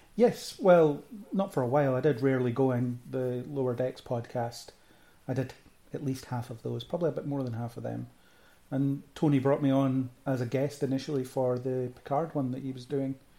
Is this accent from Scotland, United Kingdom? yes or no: yes; Falkirk, Scotland, United Kingdom; moved away as an adult; now in Edinburgh, United Kingdom; I'm from Falkirk originally. I currently live in Edinburgh, so background is grew up in Falkirk